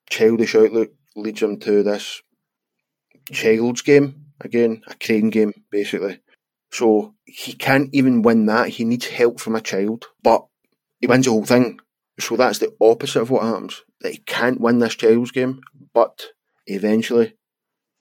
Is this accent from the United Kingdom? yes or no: yes; Scotland, United Kingdom; We are Scottish